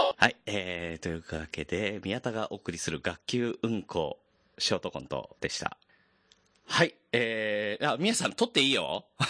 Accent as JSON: {"language": "Japanese", "town": "Yokohama", "region": "Kanagawa", "country": "Japan", "tie": "born or raised there", "said": "地元が神奈川県に、あの、金沢文庫ってとこがあった"}